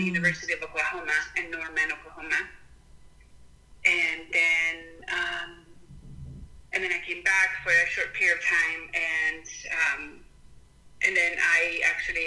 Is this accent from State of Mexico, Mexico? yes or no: yes; Texcoco, State of Mexico, Mexico; English is a second language; moved away as an adult; also born or lived in Guadalajara / Denton, Texas; now in United States; I grew up in Mexico City. So, okay. Well, actually, in a town called Texcoco. We were born in Mexico City, and then shortly after I was born, my family moved to Texcoco